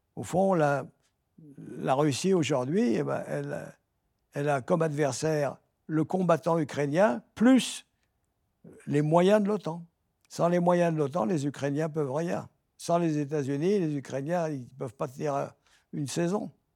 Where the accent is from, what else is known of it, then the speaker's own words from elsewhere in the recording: France; en tant que Français